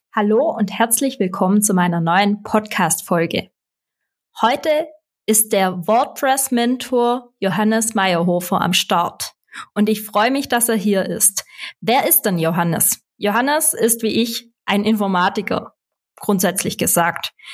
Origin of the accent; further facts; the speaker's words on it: Swabia, Germany; accent: Swabian; dann verstehst du auch meinen schwäbischen Akzent